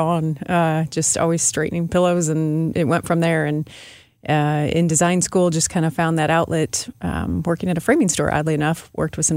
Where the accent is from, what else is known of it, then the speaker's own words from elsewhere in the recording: St. Louis, Missouri, United States; I grew up in South County, went to Melville High School